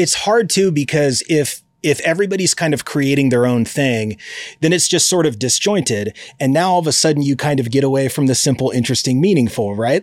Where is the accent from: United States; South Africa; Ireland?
United States; Eugene, Oregon; I grew up in Eugene, Oregon.